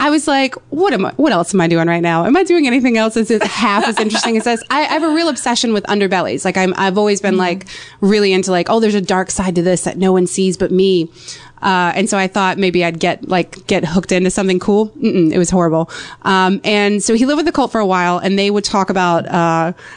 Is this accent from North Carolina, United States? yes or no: yes; North Carolina, United States; I'm from North Carolina